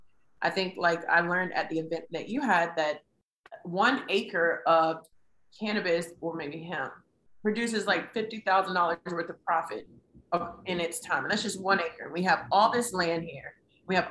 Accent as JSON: {"language": "English", "town": "Durham", "region": "North Carolina", "country": "United States", "said": "I'm from Durham, and Durham is majority Black."}